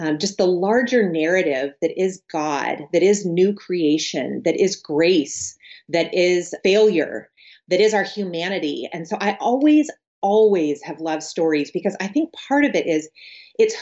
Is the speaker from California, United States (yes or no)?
yes; San Diego, California, United States; moved away as an adult; now in Central Virginia, United States; I'm originally from San Diego, California, and I was born and raised in Southern California, which I now live in Central Virginia.